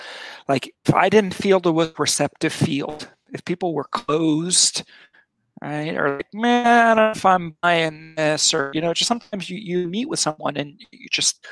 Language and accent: English; Switzerland; moved away; I grew up in Switzerland as a kid. My father worked for Nestle, right? He ran a chocolate factory.